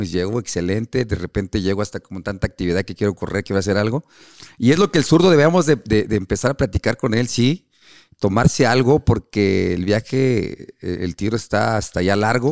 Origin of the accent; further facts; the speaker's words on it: Mexico City, Mexico; yo soy de la Ciudad de México